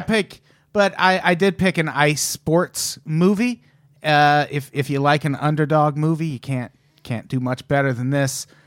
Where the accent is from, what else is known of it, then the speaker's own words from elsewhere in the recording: Illinois, United States; I'm from Illinois